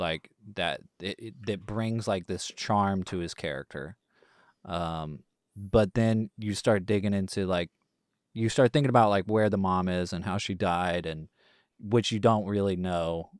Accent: East Texas, United States; growing up in, you know, the East Texas Bible Belt

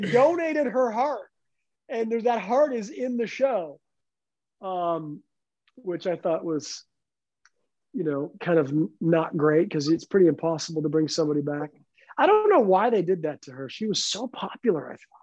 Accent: Canada; moved away as an adult; a canadian kid

